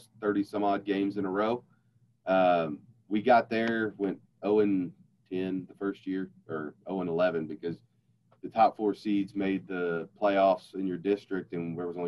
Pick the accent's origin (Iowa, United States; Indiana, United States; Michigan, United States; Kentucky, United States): Kentucky, United States; Louisville; I'm born and raised in Kentucky. Grew up in Louisville